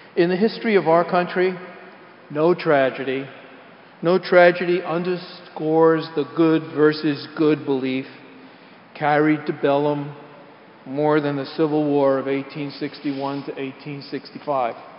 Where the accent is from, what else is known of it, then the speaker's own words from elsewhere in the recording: New York City, New York, United States; we're from the Bronx